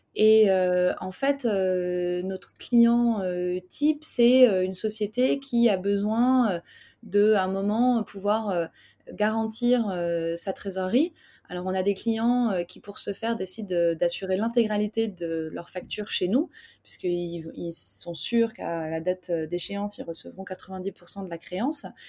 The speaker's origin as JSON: {"language": "French", "town": "Paris", "region": "Île-de-France", "country": "France", "said": "je suis parisien."}